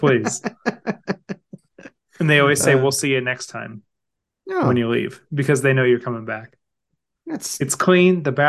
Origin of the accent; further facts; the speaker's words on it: Kansas City, Missouri, United States; But in Kansas City, I grew up on Guy's snacks.